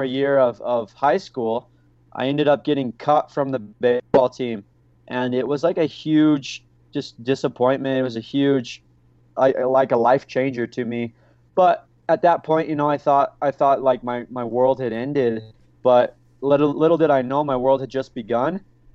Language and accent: English; St. George, Utah, United States; I grew up in St. George, Utah